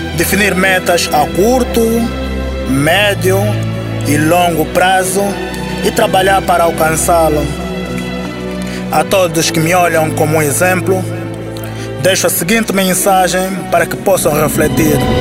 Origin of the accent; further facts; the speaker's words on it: Luanda, Luanda Province, Angola; Nasci no Clambequiache, em Luanda, Angola